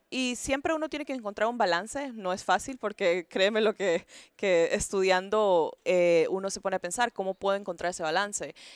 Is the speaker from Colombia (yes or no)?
no; Honduras; moved away as an adult; now in Houston, United States; soy hondureña